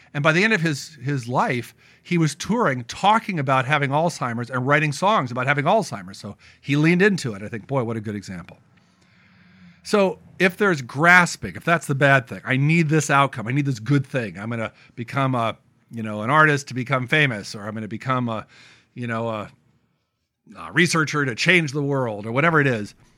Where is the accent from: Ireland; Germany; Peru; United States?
United States; being an American